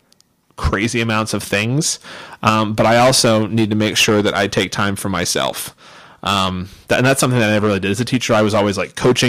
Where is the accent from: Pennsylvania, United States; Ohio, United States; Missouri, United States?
Pennsylvania, United States; Pittsburgh; moved away; I'm originally from Pittsburgh